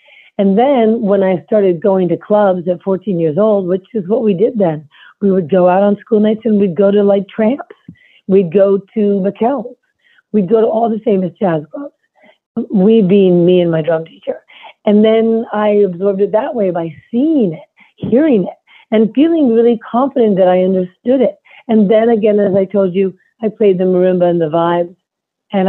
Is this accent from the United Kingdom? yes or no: no; New York City, New York, United States; I grew up in Manhattan